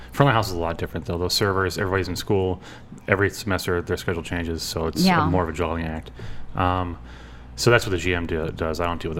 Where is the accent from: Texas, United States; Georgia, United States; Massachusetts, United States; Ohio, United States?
Ohio, United States; Akron; also born or lived in Kent, Ohio; Born and raised in Highland Square. And when I was growing up, Highland Square was this great community. You know, we had everything that we needed within walking distance.